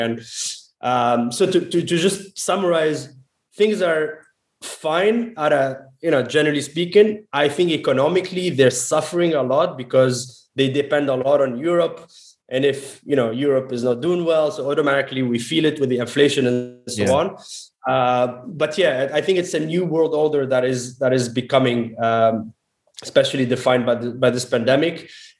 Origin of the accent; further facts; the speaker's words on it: Montreal, Quebec, Canada; also born or lived in Tunis, Tunisia; So Tunisia is my home country. I was born in Tunis. I was born in Tunisia. My family moved to Canada when I was 12 in 1995.